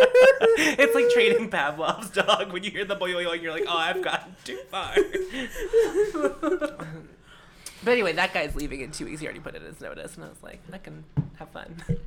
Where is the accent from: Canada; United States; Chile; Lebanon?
United States; Canonsburg, Pennsylvania; First of all, I'm, like, offended that I'm from Cannonsburg, but I'm now more offended that you think I could be from Youngstown, Ohio?